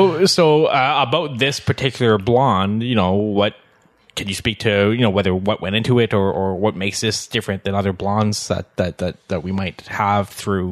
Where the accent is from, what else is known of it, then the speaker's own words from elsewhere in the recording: Elliot Lake, Ontario, Canada; I'm from Elliott Lake, Ontario.